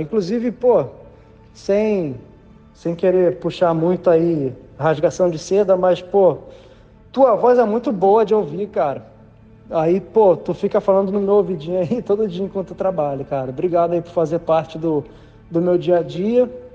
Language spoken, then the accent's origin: Portuguese; Niterói, Rio de Janeiro, Brazil; moved away as an adult; now in Florida, United States; eu sou de Niterói, Rio de Janeiro, mas já há aproximadamente seis anos eu moro na Flórida